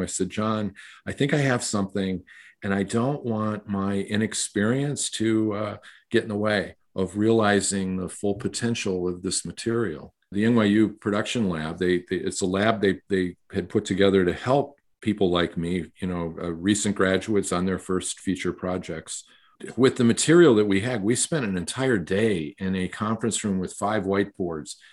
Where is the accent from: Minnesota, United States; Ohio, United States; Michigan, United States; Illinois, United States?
Michigan, United States; born or raised there; moved away as an adult; also born or lived in New York